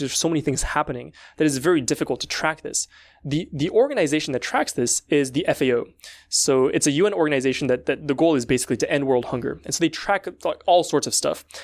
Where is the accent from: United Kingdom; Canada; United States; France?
France; I come from France